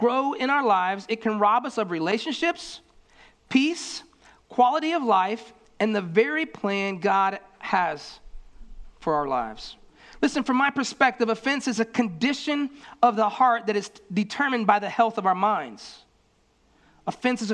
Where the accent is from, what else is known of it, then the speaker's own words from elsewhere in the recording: Florida, United States; I grew up in Florida